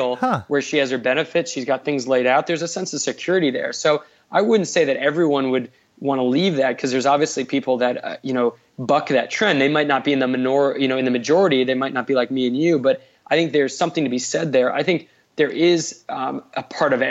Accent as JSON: {"language": "English", "region": "East Coast", "country": "United States", "tie": "born or raised there", "said": "I was born on the East Coast"}